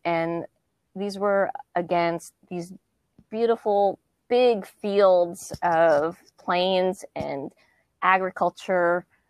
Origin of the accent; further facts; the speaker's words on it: Southern California, United States; moved away as an adult; also born or lived in Kansas City, Missouri; now in Nashville, United States; I'm originally from California, Southern California